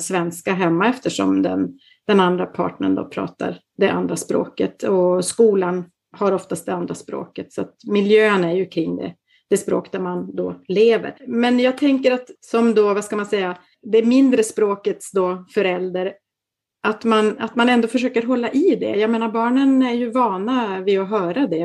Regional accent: Kalix, Norrbotten County, Sweden; moved away as an adult; also born or lived in Umeå / Genoa; now in Milan, Italy; Jag kommer ursprungligen från Kalix

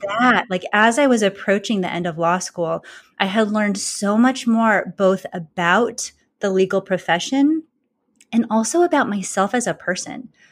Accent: California, United States; moved away as an adult; also born or lived in Boston, Massachusetts; I grew up in California. I went to college in California, and then I moved to Boston, Massachusetts

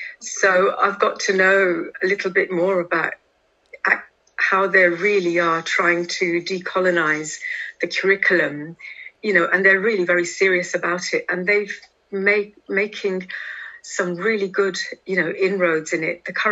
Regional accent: India; now in London, United Kingdom; You know, trying to assert myself as an Indian wasn't really on my mind.

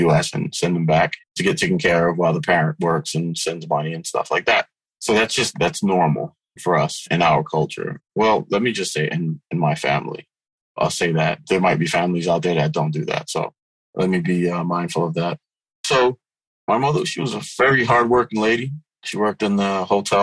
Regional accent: New York City, New York, United States; also born or lived in Haiti; I grew up in South Ozone Park, Queens, aka South Jamaica, Queens

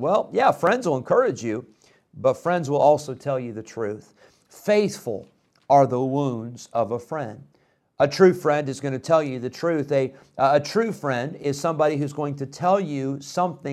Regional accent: Illinois, United States; moved away; I grew up in Illinois

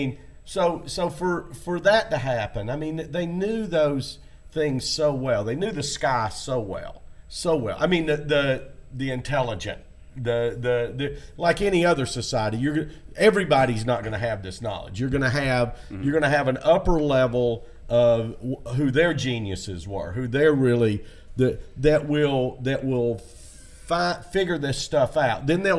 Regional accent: Tennessee, United States; now in Florida, United States; my body reacted to Florida because I came from Tennessee.

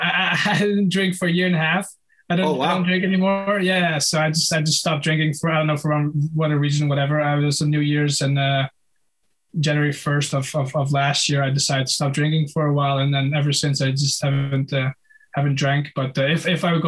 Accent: Netherlands; at the local amateur club in Holland

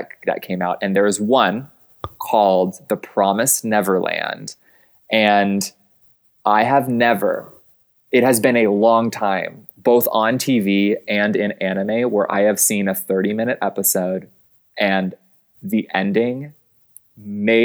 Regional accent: Arizona, United States; moved away as an adult; also born or lived in Chicago; I am from Arizona. Like my house is like on dirt, like in the desert

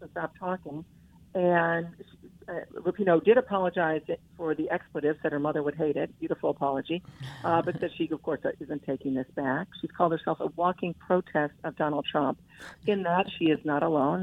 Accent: Ottawa Hills, Ohio, United States; growing up in Ottawa Hills, the suburb of Toledo

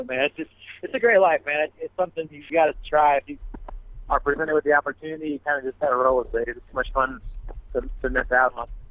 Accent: Michigan, United States; moved away; I'm from Michigan originally, so it was cold up there

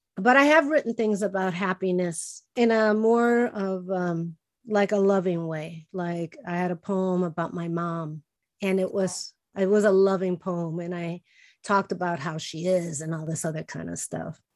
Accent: Chicago, Illinois, United States; first language Spanish; English is a second language; moved away; I was born and raised in Chicago, but we always spoke with Spanish at home

